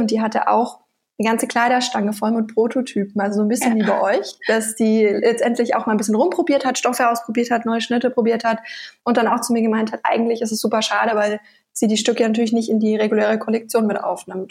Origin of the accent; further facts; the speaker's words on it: Nuremberg, Bavaria, Germany; Ich komme ursprünglich aus Bayern, aus Nürnberg, wo auch unser Firmensitz ist